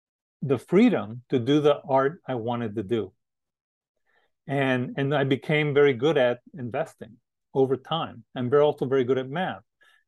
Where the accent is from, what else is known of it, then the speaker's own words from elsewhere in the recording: the West, United States; moved away; I was from the West too